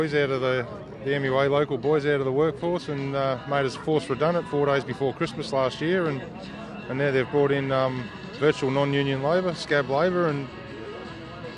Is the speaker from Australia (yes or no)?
yes; Geelong, Victoria, Australia; I'm born and bred in Geelong.